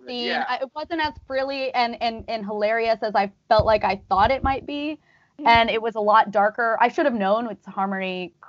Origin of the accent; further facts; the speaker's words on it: Arizona, United States; now in New York, United States; I live there now. I'm from Arizona though originally.